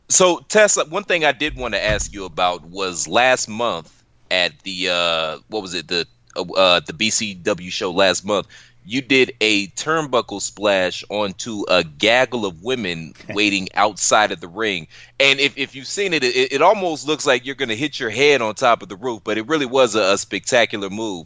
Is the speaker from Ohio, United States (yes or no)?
yes; Cleveland, Ohio, United States; moved away; I'm from Cleveland